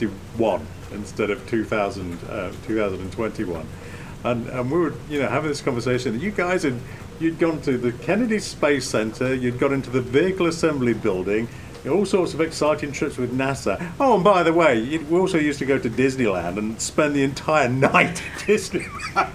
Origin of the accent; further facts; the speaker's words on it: England, United Kingdom; now in United States; I grew up in England in the 1960s and 70s